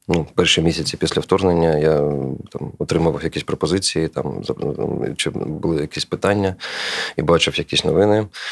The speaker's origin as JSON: {"language": "Ukrainian", "town": "Kharkiv", "region": "Kharkiv Oblast", "country": "Ukraine", "moved": "yes", "said": "я з Харкова"}